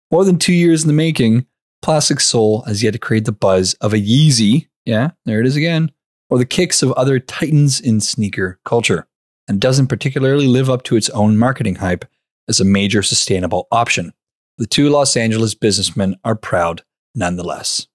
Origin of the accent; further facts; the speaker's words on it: Canada; we're Canadian